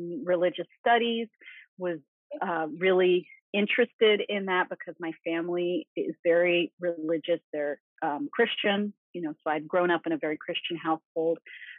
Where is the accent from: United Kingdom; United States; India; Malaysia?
Malaysia; Malaysian Borneo; I grew up in Borneo, in Malaysian Borneo, which at the time was not terribly developed. It was full of rainforest, This was the 1970s